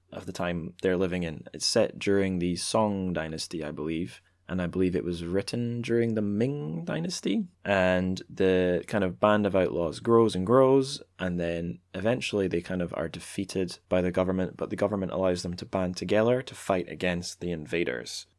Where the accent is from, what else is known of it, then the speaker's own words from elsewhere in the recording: Dundee, Scotland, United Kingdom; I'm from Dundee.